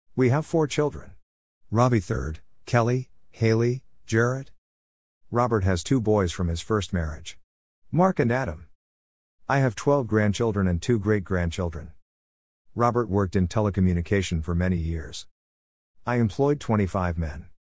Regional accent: Melbourne, Victoria, Australia; I was born in Melbourne, Australia, nineteen fifty-four.

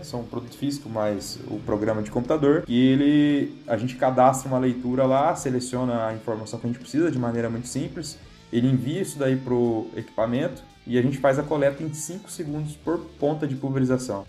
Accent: Ubiratã, Paraná, Brazil; also born or lived in Pato Branco, Paraná / Campo Mourão, Paraná; Sou de Biratã, Paraná, né? minha família é de lá, meu pai é jardineiro

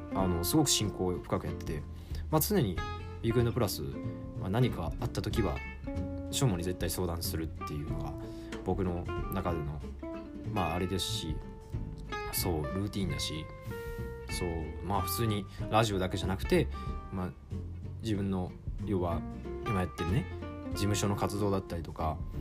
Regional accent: Hyogo, Japan; 地元の市議やってで兵庫県出身なので

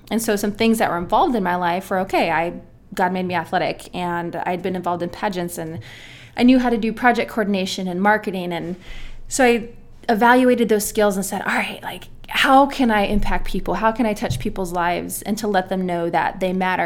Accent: San Diego, California, United States; moved away as an adult; now in Nebraska, United States; I am from San Diego, California

